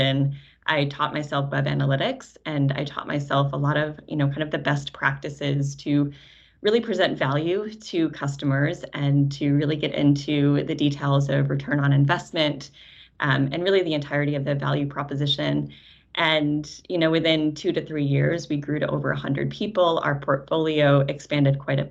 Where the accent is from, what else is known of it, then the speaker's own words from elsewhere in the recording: Syracuse, New York, United States; I met TeraKeet as a small startup company in Syracuse, which is also my hometown